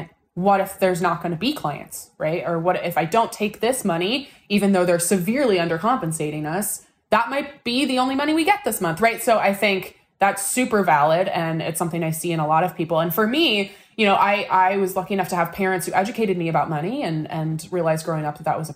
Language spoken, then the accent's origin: English; Seattle, Washington, United States; where are you from? And we go Seattle